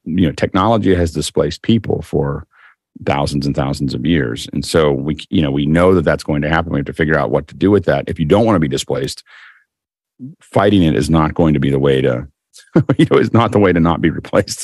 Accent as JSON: {"language": "English", "town": "Pittsburgh", "region": "Pennsylvania", "country": "United States", "said": "I'm from Pittsburgh"}